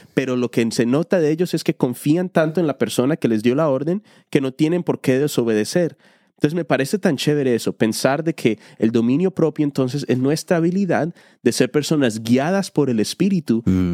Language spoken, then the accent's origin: Spanish; Colombia; moved away; Yo soy hispano, soy colombiano